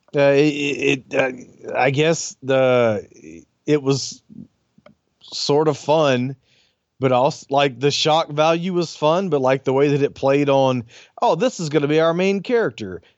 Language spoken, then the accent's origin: English; the South, United States; I'm from the South